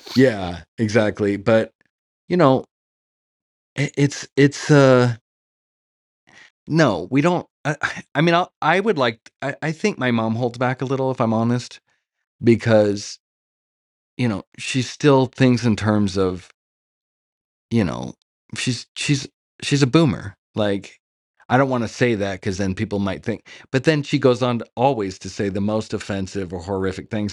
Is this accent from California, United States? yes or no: yes; Los Angeles, California, United States; I grew up in Hollywood.